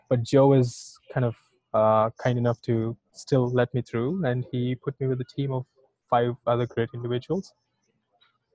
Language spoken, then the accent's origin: English; India; moved away; I'm from India